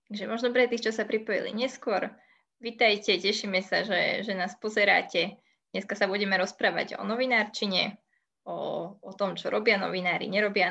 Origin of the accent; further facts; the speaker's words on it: Bratislava, Bratislava Region, Slovakia; my sme pôvodom z Trnávky